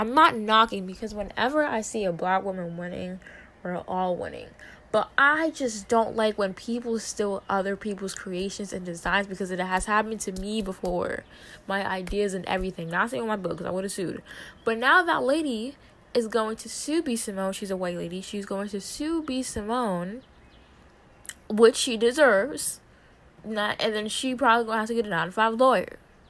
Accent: Hawaii, United States; And it's because, you know, I did that because I'm Hawaiian. Like, no, that doesn't make sense. Like, because, you know, I'm a Hawaiian, you know, that's what we do.

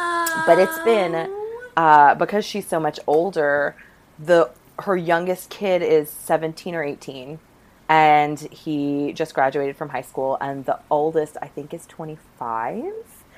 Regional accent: Virginia, United States; I grew up in a in Virginia

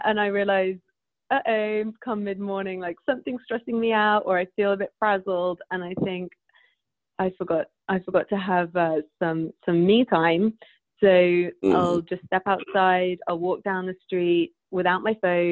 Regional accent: United Kingdom; because I'm British

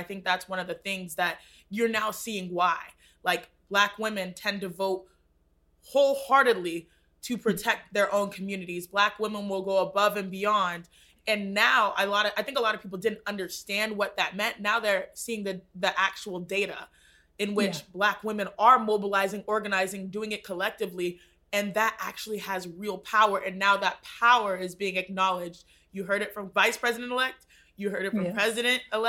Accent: Houston, Texas, United States; we are both from Houston, Texas. We already established that I have a 281, you have a 713 and 832

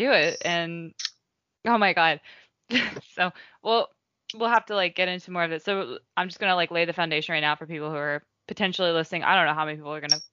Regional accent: Midwest, United States; I'm from the Midwest

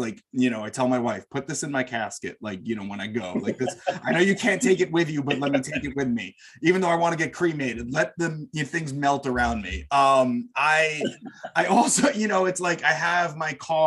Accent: United States; growing up in America

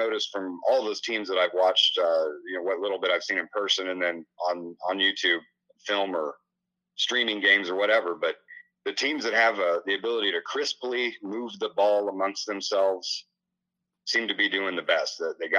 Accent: Illinois, United States; moved away; growing up in Illinois, that in my part of the state

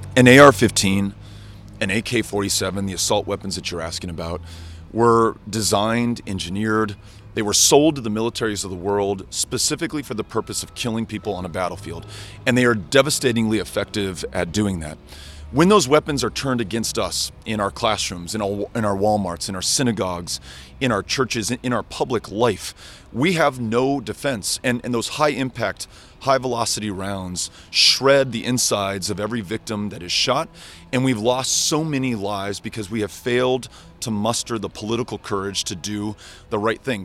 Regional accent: El Paso, Texas, United States; My hometown of El Paso, Texas

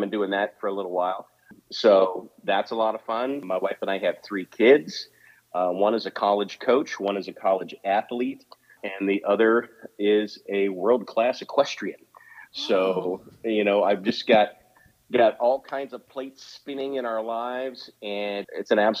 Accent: Piedmont, Ohio, United States; also born or lived in Dover, Ohio / Columbus, Ohio; I was born in Dover, Ohio, and I grew up in a small town called Piedmont, Ohio.

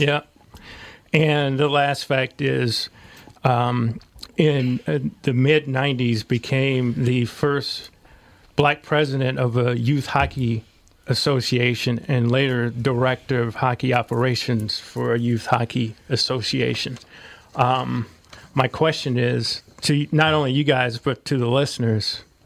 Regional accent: St. Louis, Missouri, United States; moved away; St. Louis.

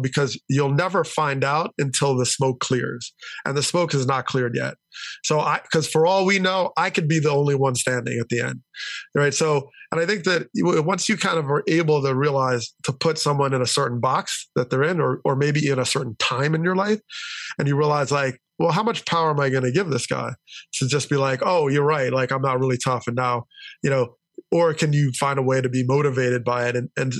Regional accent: New Jersey, United States; they settled in New Jersey and they committed. They really chose my hometown because of its commitment

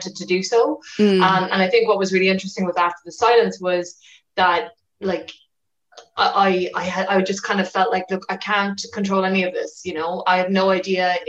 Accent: West Cork, Munster, Ireland; I'm from West Cork, and you know, I was a child when Sophie Tuscan Duplantier was murdered.

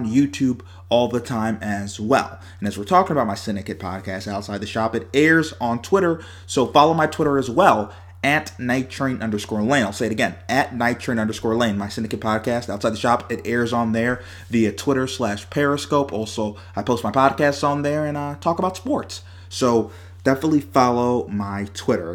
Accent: Amherst, New York, United States; I'm from Buffalo, Amherst to be specific

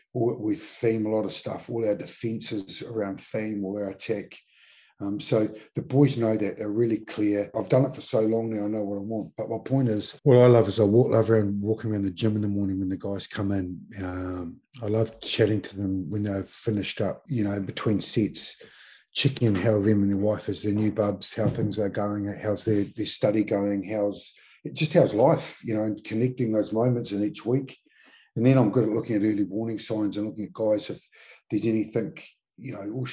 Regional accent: Mount Maunganui, Bay of Plenty, New Zealand; moved away as an adult; When I came down here from Mount Maunganui as a 20-year-old to be a Crusader, it was the first year of the Crusaders.

